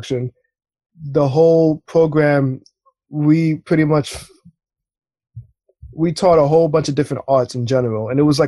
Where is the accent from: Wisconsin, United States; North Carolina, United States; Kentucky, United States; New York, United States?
New York, United States; New York City; I'm born and raised in Brooklyn